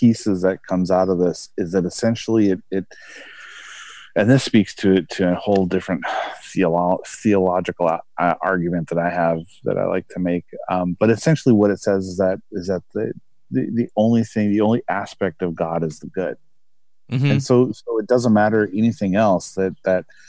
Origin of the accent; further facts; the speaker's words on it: United States; as an American here